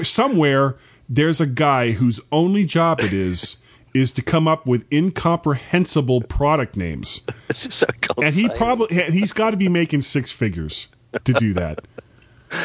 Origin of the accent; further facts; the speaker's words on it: South Florida, United States; growing up in South Florida